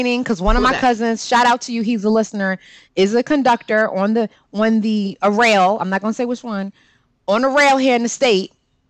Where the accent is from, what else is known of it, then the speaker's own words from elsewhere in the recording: Connecticut, United States; and I'm from Connecticut